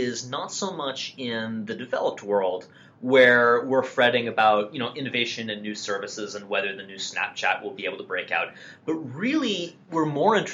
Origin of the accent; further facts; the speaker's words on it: United States; we're both American